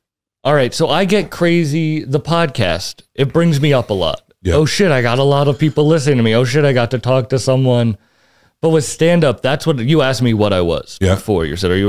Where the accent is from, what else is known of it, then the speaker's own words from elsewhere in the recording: Massachusetts, United States; excuse me, we're both from the Cape.